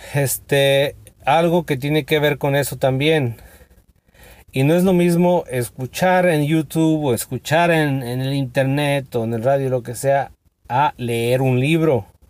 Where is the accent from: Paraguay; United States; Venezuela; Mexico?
Mexico; aquí en México, yo que soy de México